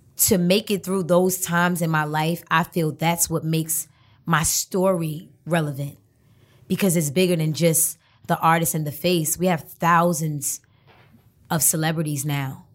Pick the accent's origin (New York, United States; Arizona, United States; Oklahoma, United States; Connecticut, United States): New York, United States; New York City; also born or lived in Brooklyn; a lot of my childhood I spent in Harlem